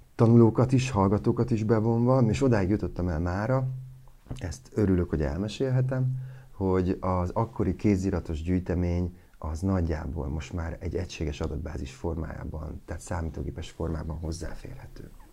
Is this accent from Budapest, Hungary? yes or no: no; Kalocsa, Bács-Kiskun, Hungary; also born or lived in Kecskemét; én Kalocsán születtem, és sokat Kecskeméten